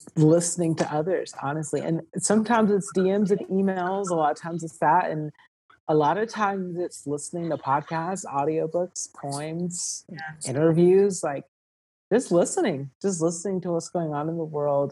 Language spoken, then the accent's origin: English; Georgia, United States; moved away; also born or lived in California; I was born in California, but I was raised in Georgia